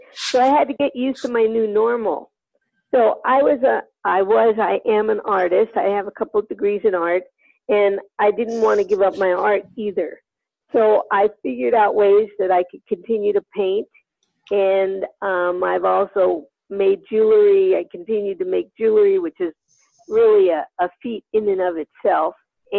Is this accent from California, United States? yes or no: yes; northeast of Sacramento, Northern California, United States; I'm from California, Northern California, northeast of Sacramento